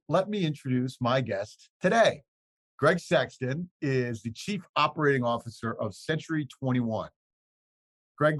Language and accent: English; Midwest, United States; I grew up in the Midwest